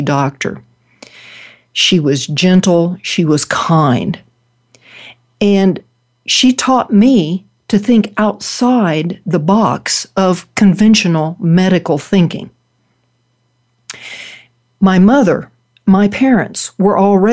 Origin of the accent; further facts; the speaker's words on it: Oklahoma, United States; moved away as an adult; now in Colorado, United States; I was born and raised in Oklahoma, where I went to college in Tulsa at Oral Roberts University.